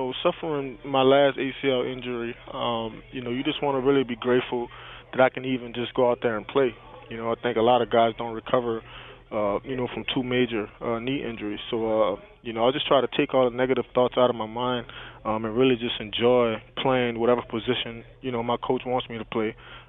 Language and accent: English; New Orleans, Louisiana, United States; moved away; back in my hometown, New Orleans